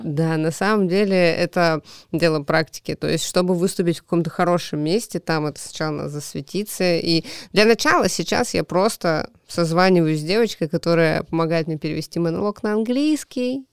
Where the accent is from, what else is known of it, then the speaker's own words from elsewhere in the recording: Kamchatka Krai, Russia; moved away as an adult; also born or lived in Khabarovsk; now in Moscow, Russia; вернулась домой на Камчатку